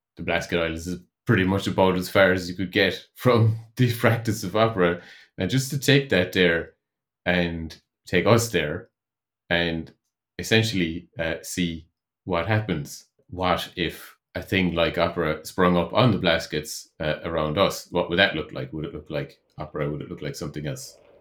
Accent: Ireland; moved away as an adult; also born or lived in Netherlands; I moved back to Ireland from the Netherlands, where I was living for three years

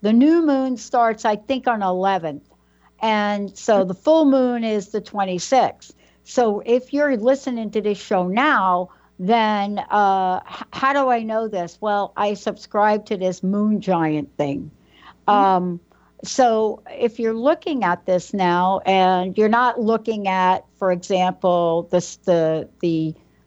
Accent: New York City, New York, United States; my escape growing up in New York, my escape was to a fire escape, literally

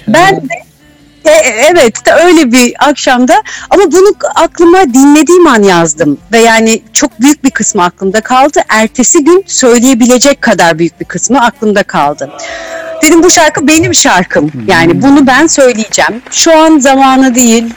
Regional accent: İzmir, Turkey; bir İzmirliyim.

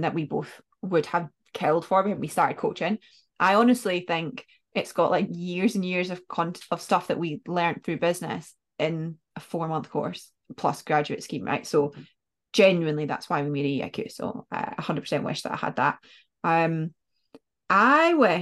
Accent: Scotland, United Kingdom; because I'm Scottish

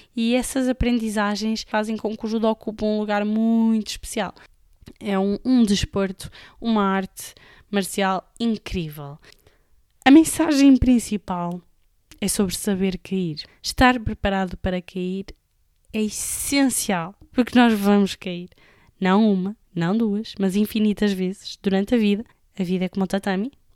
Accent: Amarante, Norte, Portugal; de Amarante, que é a minha terra natal

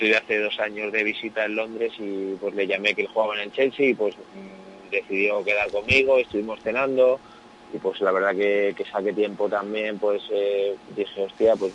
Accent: Community of Madrid, Spain; also born or lived in León; tengo 31 años, eh, soy de soy mitad madrileño

